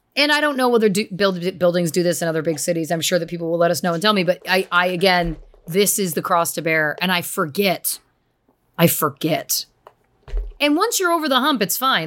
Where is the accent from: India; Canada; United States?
Canada; we're still being very Canadian